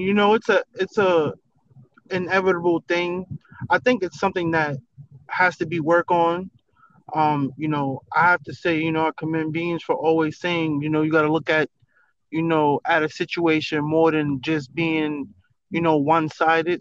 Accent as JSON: {"language": "English", "region": "New York", "country": "United States", "moved": "yes", "said": "I'm from New York, because I haven't lived in New York in a long time"}